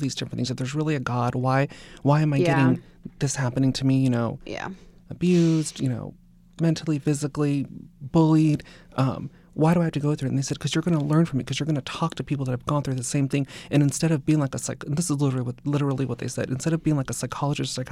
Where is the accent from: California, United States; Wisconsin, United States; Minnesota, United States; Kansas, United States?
California, United States; Simi Valley; I was born in Sun Valley and then grew up in Simi Valley.